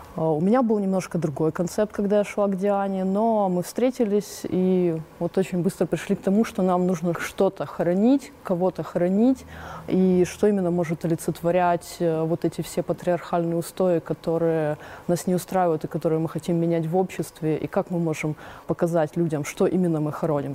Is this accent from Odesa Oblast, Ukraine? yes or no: no; Donetsk, Donetsk Oblast, Ukraine; moved away as an adult; now in Mariupol, Ukraine; Мы с Дианой, э, подруги Донецкие еще, э, до военных времен